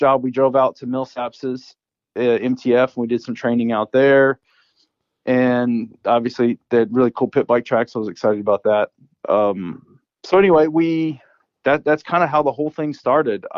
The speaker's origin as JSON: {"language": "English", "region": "Louisiana", "country": "United States", "tie": "born or raised there", "also_born_or_lived": "Valencia, California", "moved": "as an adult", "lives_now": "Murrieta, United States", "said": "growing up in Louisiana"}